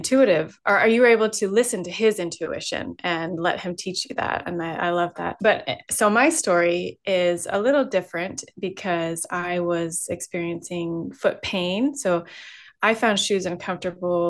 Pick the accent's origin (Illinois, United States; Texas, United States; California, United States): California, United States; I grew up in California